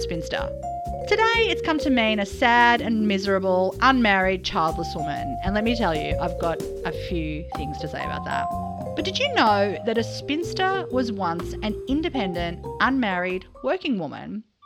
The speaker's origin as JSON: {"language": "English", "country": "Australia", "said": "as an Australian"}